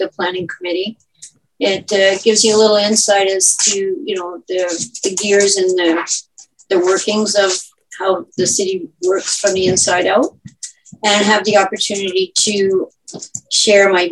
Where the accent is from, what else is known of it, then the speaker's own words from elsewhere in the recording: Guelph, Ontario, Canada; I am born and raised in Guelph, second generation. I have lived here all my life